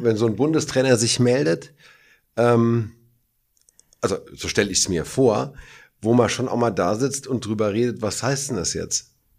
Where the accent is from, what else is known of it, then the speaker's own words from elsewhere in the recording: Hergershausen, Hesse, Germany; in Hergershausen, meinem Heimatdorf